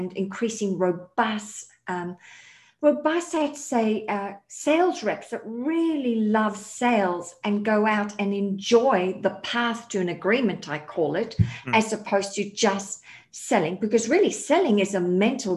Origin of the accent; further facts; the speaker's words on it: Australia; now in United States; I am an Aussie living in America